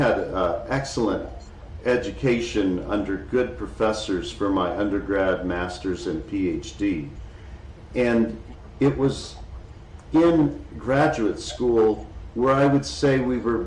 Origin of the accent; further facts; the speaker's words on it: Dallas, Texas, United States; I grew up in Dallas, Texas, a huge city in Texas